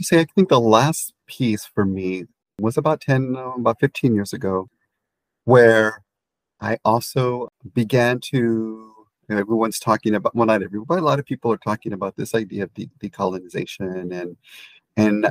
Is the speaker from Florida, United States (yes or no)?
no; San Antonio, Texas, United States; I have memories as a child growing up in San Antonio, Texas